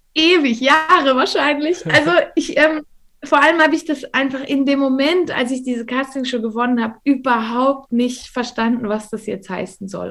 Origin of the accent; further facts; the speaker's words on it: Valais, Switzerland; also ich bin hier im Wallis aufgewachsen, ich bin jetzt auch gerade hier, ähm, wohne hier auch immer noch.